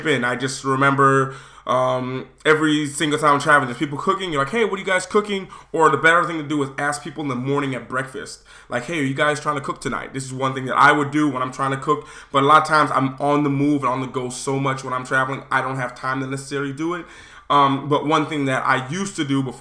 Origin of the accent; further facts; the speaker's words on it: United States; I'm American.